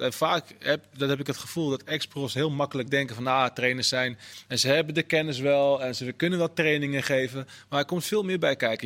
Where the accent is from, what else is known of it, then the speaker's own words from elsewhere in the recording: Netherlands; als Nederlanders